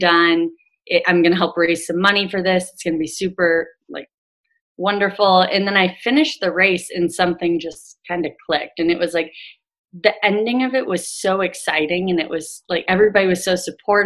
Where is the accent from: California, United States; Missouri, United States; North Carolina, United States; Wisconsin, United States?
Wisconsin, United States; Green Bay; now in Ohio, United States; I'm from Green Bay, Wisconsin. And so I went back home and ran my second one back home